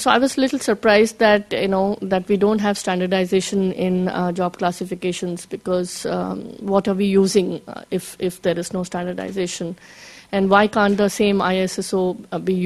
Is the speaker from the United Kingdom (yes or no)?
no; India; I'm from India and from the Skill Development Ministry